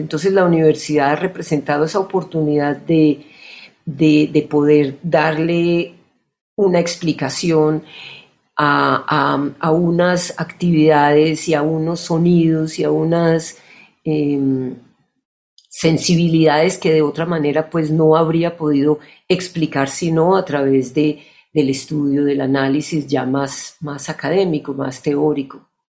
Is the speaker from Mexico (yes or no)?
no; Colombia; moved away as an adult; also born or lived in United States; desde los 18 años, salí de Colombia